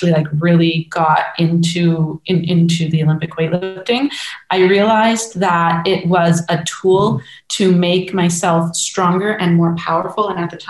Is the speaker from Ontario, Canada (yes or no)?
yes; Woodbridge, Ontario, Canada; also born or lived in Toronto / Montreal; born and raised in Woodbridge, Ontario, and from just outside Toronto